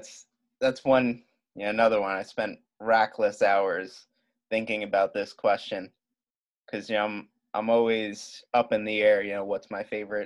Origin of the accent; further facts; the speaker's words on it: New York City, New York, United States; from Staten Island, New York.